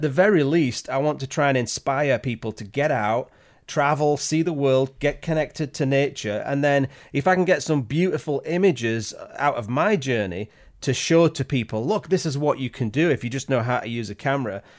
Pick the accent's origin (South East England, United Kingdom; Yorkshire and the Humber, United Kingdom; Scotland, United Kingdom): Yorkshire and the Humber, United Kingdom; moved away as an adult; now in Canada; I'm originally from Yorkshire in England